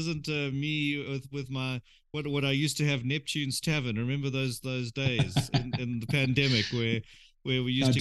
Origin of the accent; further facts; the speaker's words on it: Durban, KwaZulu-Natal, South Africa; also born or lived in London / Los Angeles; your hometown. Good old Durban.